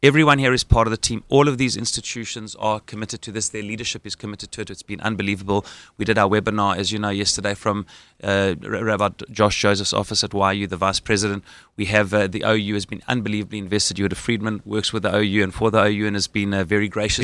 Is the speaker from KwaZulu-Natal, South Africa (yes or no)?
no; Johannesburg, Gauteng, South Africa; accent: South African; moved away as an adult; now in Israel; having grown up in Johannesburg, South Africa, I made Aliyah when I was 18